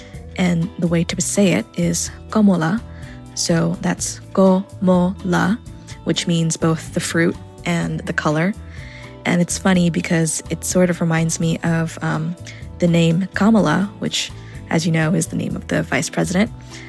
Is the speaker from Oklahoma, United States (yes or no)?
no; New York, United States; I grew up in Queens, speaking both Bengali and English at home.